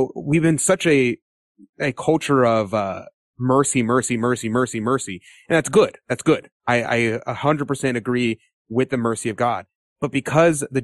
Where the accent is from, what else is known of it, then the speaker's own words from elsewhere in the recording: United States; I'm an American